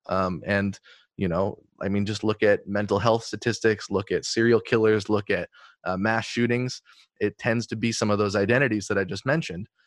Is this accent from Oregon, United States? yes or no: yes; Eugene, Oregon, United States; growing up in Eugene with my family